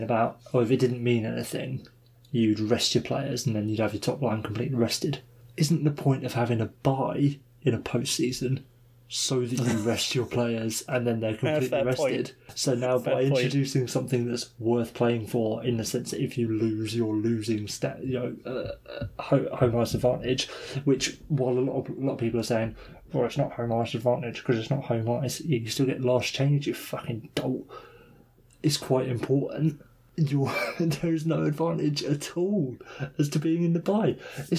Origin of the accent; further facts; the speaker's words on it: England, United Kingdom; we're English